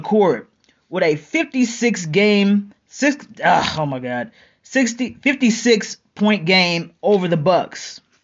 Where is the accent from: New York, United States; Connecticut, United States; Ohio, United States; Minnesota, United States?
Ohio, United States; Cleveland; I'm from Cleveland